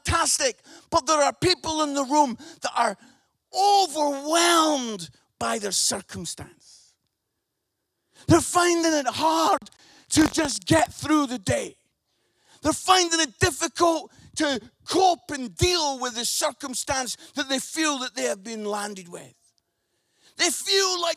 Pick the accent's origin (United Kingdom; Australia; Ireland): United Kingdom; Scotland; accent: Scottish; I'm Scottish, so I say this word, buried